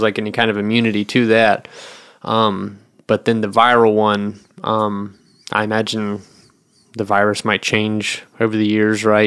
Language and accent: English; the South, United States; moved away; I grew up in the South